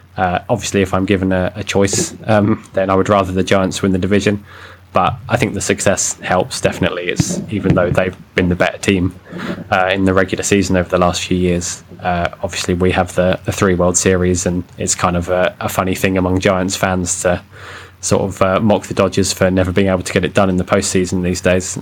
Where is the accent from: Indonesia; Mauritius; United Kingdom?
United Kingdom; I'm a British cliche